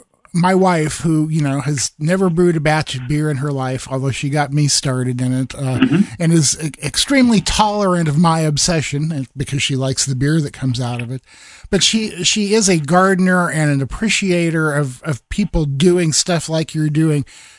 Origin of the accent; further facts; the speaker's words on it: Iowa, United States; I grew up in the Midwest in Iowa, so I'm familiar with how much work farmers do.